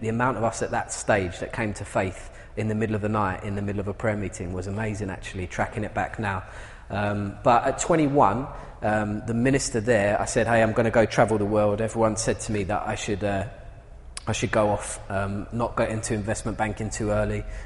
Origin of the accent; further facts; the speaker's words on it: London, United Kingdom; moved away as an adult; now in Essex, United Kingdom; I'm from East London, and was born and brought up in a terraced house in the back streets of East London.